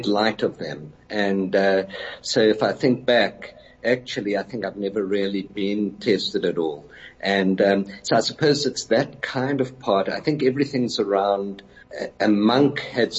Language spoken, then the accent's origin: English; Johannesburg, Gauteng, South Africa; So there's three of us and we came really from Orange Grove, and the surrounding suburbs.